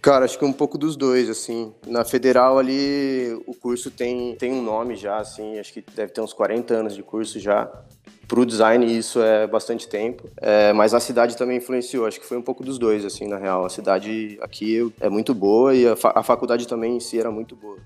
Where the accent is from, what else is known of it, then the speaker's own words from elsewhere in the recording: Botucatu, São Paulo, Brazil; also born or lived in Campinas; na verdade eu nasci em Campinas e com dois anos minha família já se mudou para Botucatu, então o que eu lembro mesmo é tudo de Botucatu, não lembro de nada lá de Campinas, então posso, posso falar que eu, que eu cresci lá e sou botucatuense mesmo